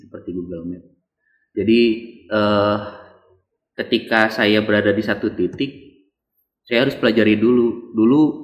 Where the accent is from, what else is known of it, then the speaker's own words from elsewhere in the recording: Bandung, West Java, Indonesia; saya lahir di sini